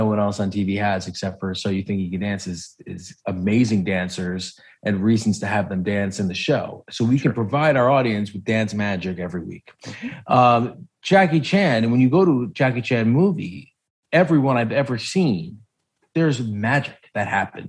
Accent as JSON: {"language": "English", "region": "New York", "country": "United States", "said": "being a New Yorker"}